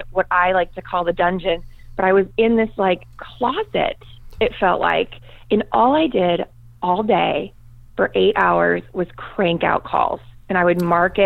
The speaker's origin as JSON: {"language": "English", "town": "Tucson", "region": "Arizona", "country": "United States", "tie": "born or raised there", "also_born_or_lived": "Boston, Massachusetts", "said": "I went to high school here in Tucson, Arizona, and I'm still here. I am originally from Boston, Massachusetts, so not really born and raised in Tucson, but been here for most of my life"}